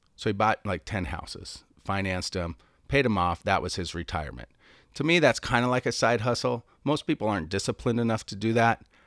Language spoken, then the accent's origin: English; Seattle, Washington, United States; moved away; also born or lived in San Diego; I'm from Seattle, so moved to San Diego